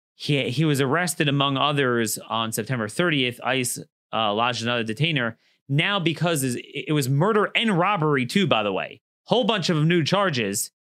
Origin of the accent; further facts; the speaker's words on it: Maryland, United States; Maryland, my home state